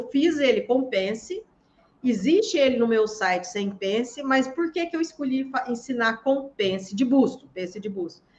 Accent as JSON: {"language": "Portuguese", "region": "Minas Gerais", "country": "Brazil", "moved": "yes", "lives_now": "Santos, Brazil", "said": "eu sou de Minas Gerais, mas moro em Santos."}